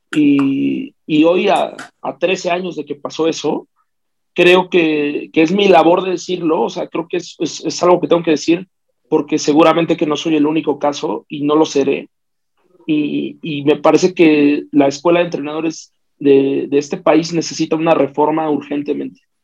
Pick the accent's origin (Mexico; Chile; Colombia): Mexico; Mexico City; Yo soy de la Ciudad de México, yo nací en Tlatelolco